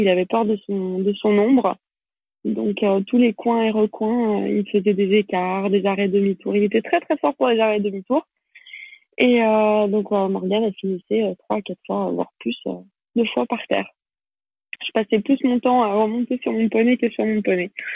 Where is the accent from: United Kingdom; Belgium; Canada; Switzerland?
Switzerland; Geneva; first language French; also born or lived in Paris, France; Et donc après j'ai grandi à Genève